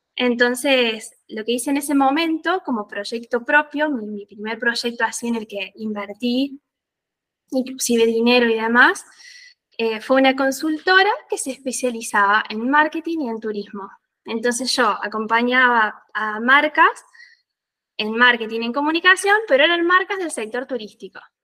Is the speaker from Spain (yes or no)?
no; Bell Ville, Córdoba, Argentina; moved away as an adult; also born or lived in Villa General Belgrano, Argentina; now in Italy; vivía un poco en Belville, que es de donde soy